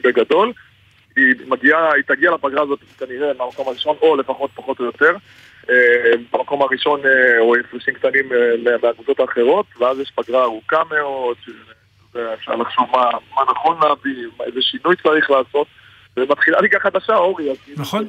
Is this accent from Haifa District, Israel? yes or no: yes; Haifa, Haifa District, Israel; אני גדלתי בחיפה, אני גדלתי ירוק, המשפחה שלי ירוקה, יש לי עוד... הורים ואחים בחיפה